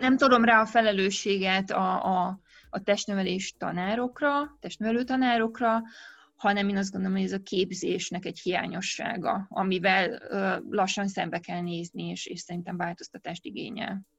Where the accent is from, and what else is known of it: Romania; born or raised there